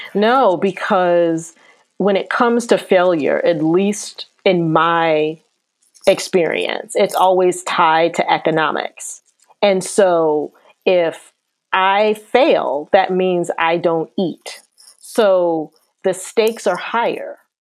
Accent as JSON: {"language": "English", "town": "Akron", "region": "Ohio", "country": "United States", "said": "I'm from Akron, Ohio"}